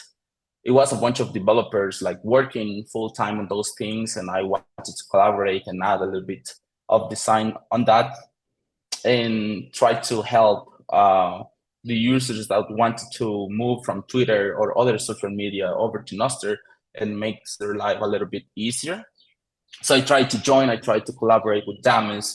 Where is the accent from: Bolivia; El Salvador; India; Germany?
El Salvador; I live in El Salvador. I am from El Salvador.